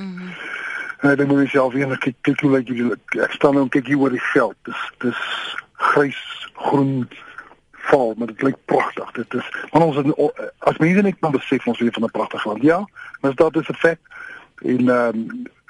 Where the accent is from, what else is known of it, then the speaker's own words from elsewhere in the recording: South Africa; as Suid-Afrikaners